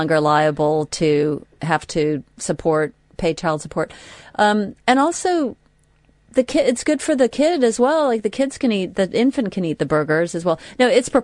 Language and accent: English; United States; moved away; as an American